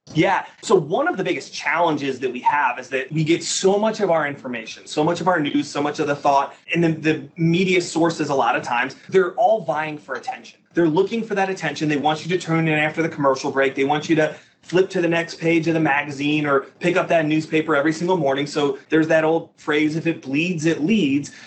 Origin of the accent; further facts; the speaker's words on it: Naperville, Illinois, United States; also born or lived in Holland, Michigan; I was born and raised in the Chicagoland area, Naperville, Illinois